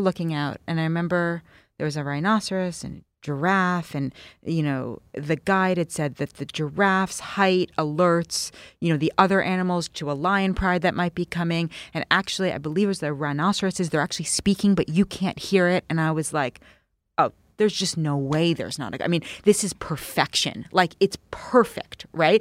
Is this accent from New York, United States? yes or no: yes; New York City, New York, United States; I grew up in New York City.